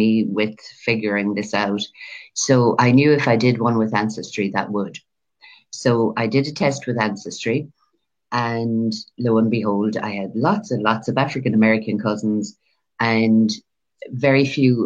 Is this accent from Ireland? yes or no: yes; Ireland; I'm from Ireland. I live in Ireland.